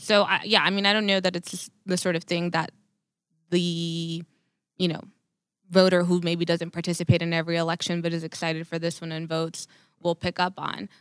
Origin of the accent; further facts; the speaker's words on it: Laredo, Texas, United States; I'm from Laredo